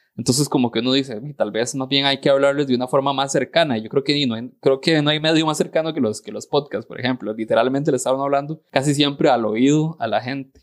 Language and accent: Spanish; Costa Rica; accent: tico; yo digo la, la, R como tico y la voy a seguir diciendo así